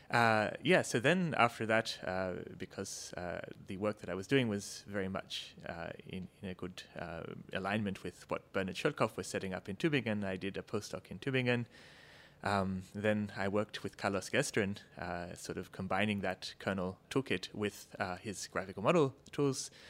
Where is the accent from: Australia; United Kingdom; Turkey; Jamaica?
Australia; moved away as an adult; I'm actually, uh, my accent notwithstanding, Australian originally.